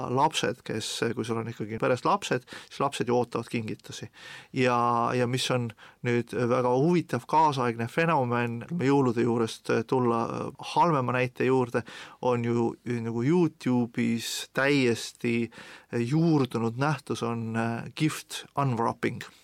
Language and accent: Estonian; Estonia; ma olen eestlane